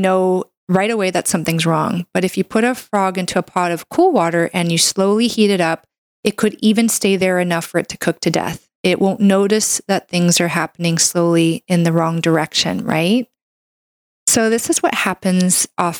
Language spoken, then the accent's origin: English; Canada; I'm a Canadian medical doctor